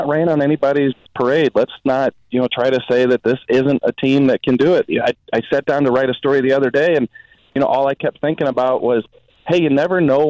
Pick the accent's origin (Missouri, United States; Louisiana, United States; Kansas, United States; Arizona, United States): Missouri, United States; St. Louis; growing up in St. Louis, went to Lutheran South High School